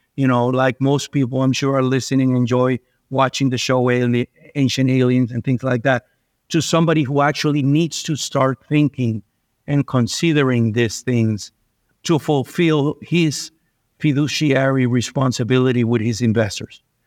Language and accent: English; Venezuela; moved away; I was born and raised in Venezuela